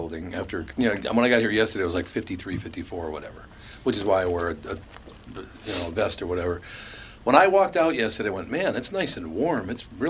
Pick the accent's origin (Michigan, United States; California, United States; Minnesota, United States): Minnesota, United States; I live here because I love growing up in Minnesota.